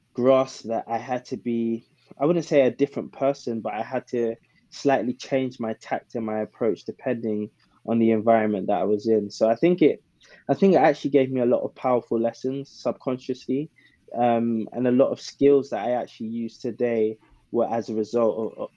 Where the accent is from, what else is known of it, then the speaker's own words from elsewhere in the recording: London, United Kingdom; I grew up in South London, in an area called Camberwell, to be specific